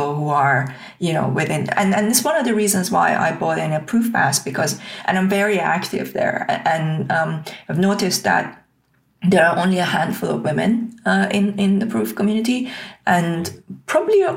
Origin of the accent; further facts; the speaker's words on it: Tehran, Tehran Province, Iran; English is a second language; moved away as an adult; now in United Kingdom; I was born in Tehran during the Iran-Iraq war